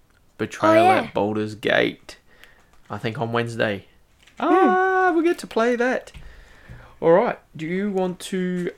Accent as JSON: {"language": "English", "country": "Australia", "said": "We're from Australia."}